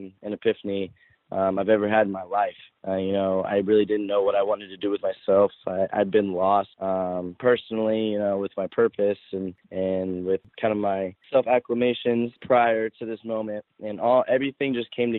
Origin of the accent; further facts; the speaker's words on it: the South, United States; now in Los Angeles, United States; But I grew up in the South